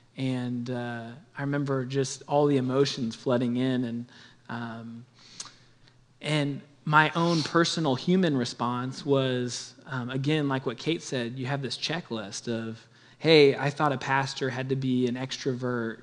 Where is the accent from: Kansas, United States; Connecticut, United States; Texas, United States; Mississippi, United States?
Kansas, United States; Olathe; I grew up in the Wesleyan Church uh, in Olathe, Kansas